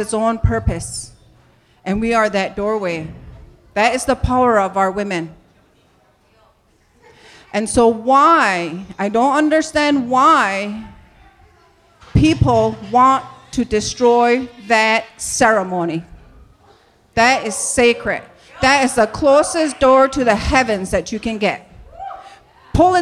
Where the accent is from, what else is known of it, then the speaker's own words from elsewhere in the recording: New York, United States; I grew up in New York State